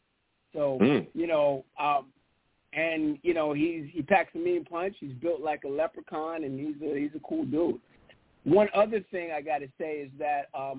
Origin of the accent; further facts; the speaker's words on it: Bronx, New York, United States; I mean, you know, I grew up in the Bronx, and my dad, it's Mets and Jets.